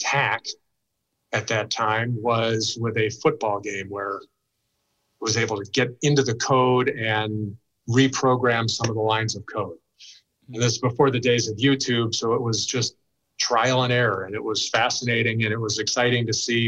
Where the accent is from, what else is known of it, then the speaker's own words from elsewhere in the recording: a suburb of Chicago, Illinois, United States; I grew up in a suburb of Chicago.